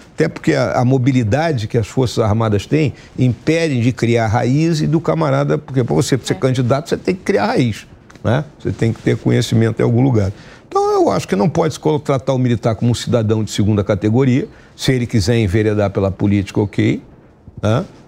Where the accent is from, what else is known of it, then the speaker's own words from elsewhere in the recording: Rio Grande do Sul, Brazil; lá no meu estado, no Rio Grande do Sul